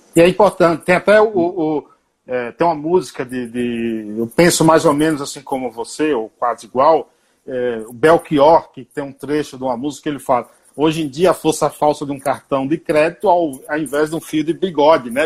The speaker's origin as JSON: {"language": "Portuguese", "region": "Bahia", "country": "Brazil", "said": "eu sou baiano"}